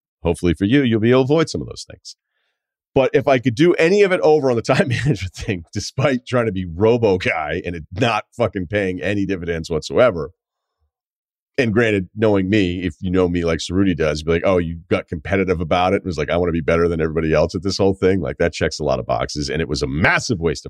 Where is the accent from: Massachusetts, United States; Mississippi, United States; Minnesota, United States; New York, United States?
Massachusetts, United States; Martha's Vineyard; moved away as an adult; also born or lived in Burlington, Vermont; growing up on Martha's Vineyard